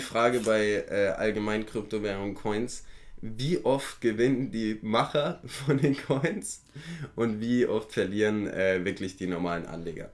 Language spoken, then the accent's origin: German; Germany; bei uns in Deutschland